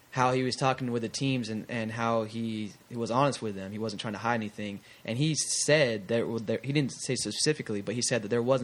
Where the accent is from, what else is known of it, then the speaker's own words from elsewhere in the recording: Bay Area, California, United States; moved away as an adult; also born or lived in Mississippi; now in Kansas, United States; I'm from the Bay Area